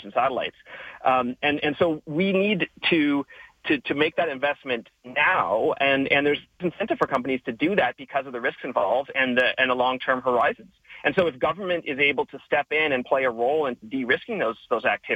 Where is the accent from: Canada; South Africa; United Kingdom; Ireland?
Canada; as a Canadian